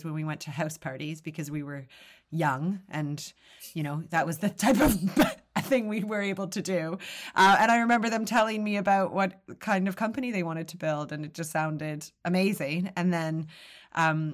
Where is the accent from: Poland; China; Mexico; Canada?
Canada; moved away as an adult; now in United Kingdom; I am Canadian, but I've lived in the UK for nearly 20 years, but I still have that Canadian open friendliness, keen to apologize